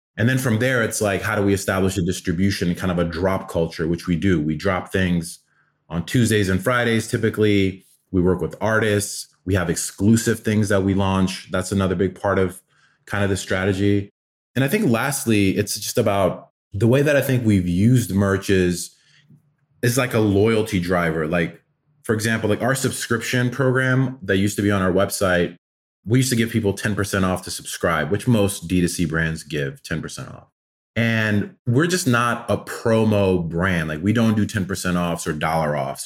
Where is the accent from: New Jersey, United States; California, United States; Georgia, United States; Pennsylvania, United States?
Georgia, United States; Atlanta; also born or lived in Afghanistan; Uh, we were refugees to America when I was five, so I grew up in Atlanta